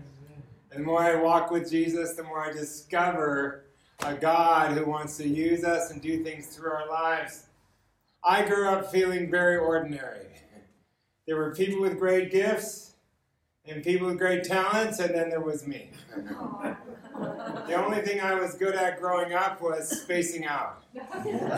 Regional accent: Los Angeles, California, United States; I grew up in Los Angeles

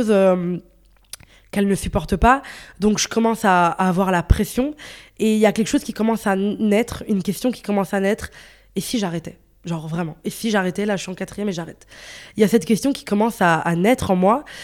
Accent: Brussels, Brussels-Capital Region, Belgium; je suis de Bruxelles, donc il peut neiger en mars.

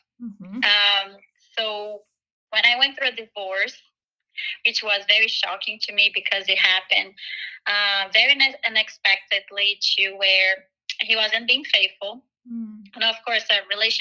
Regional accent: Brazil; moved away as an adult; now in United States; So I'm actually originally from Brazil. I came to the U.S. when I was 18.

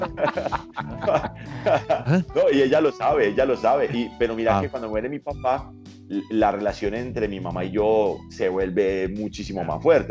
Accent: Paisa, Antioquia, Colombia; now in Bogotá, Colombia; soy paisa

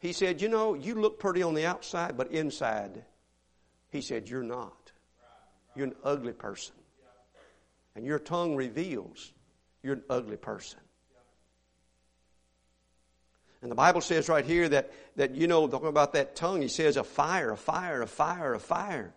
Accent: Mississippi, United States; now in Houston, United States; I grew up in Mississippi where everybody dipped snuff

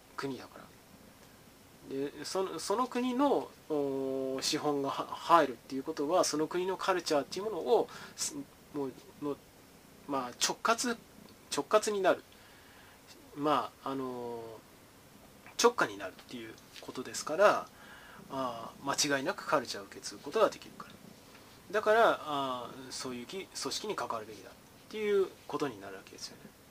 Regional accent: Japan; 我々日本人

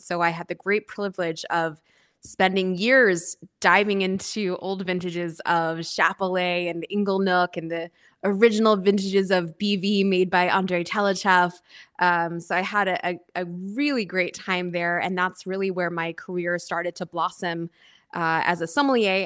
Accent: outside of Philadelphia, Pennsylvania, United States; moved away as an adult; also born or lived in New York City / Napa Valley; I was born and raised outside of Philadelphia

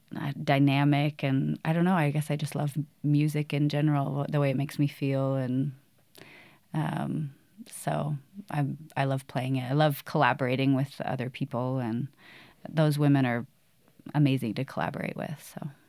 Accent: Boise, Idaho, United States; I grew up here. I moved here when I was a little kid

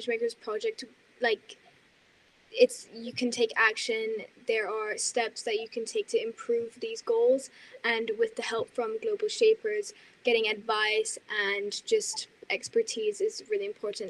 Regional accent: Denmark; now in Switzerland; I am from Denmark

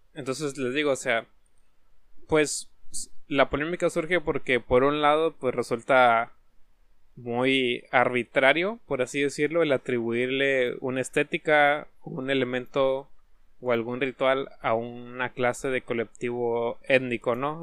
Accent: Mexico; Nosotros, como mexicanos

